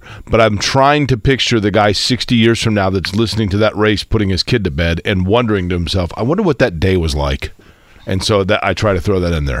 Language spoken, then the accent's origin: English; Indianapolis, Indiana, United States; Right here in Indy, baby.